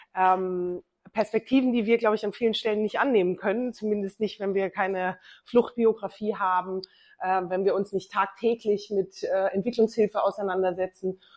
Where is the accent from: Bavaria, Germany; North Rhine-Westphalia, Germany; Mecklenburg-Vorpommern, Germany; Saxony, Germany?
Bavaria, Germany; Ich bin in Bayern groß geworden